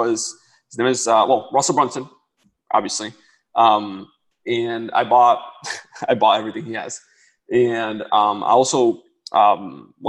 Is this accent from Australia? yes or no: no; Dominican Republic; moved away; I come from the Dominican Republic. Like, I lived where light will run out, water will run out